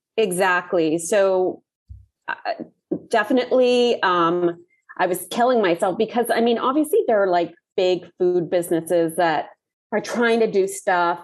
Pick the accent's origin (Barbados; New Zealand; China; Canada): Barbados; moved away as an adult; also born or lived in Puerto Rico / Trinidad / Cayman Islands; we left Puerto Rico and moved to Barbados and remained there